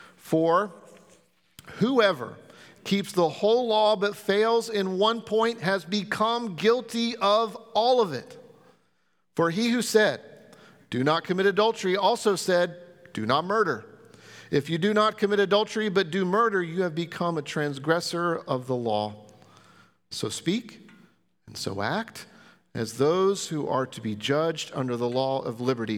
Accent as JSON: {"language": "English", "country": "United States", "said": "as American Christians and followers of Christ"}